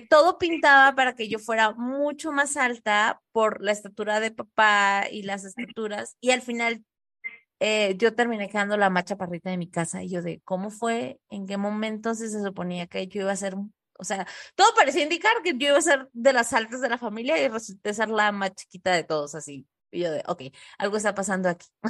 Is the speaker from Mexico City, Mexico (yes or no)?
no; Tijuana, Baja California, Mexico; nosotros somos de Tijuana